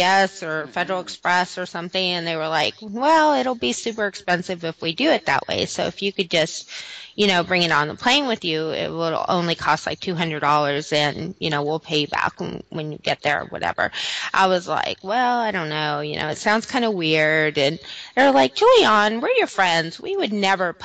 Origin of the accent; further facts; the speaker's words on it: Southern California, United States; I'm originally from Southern California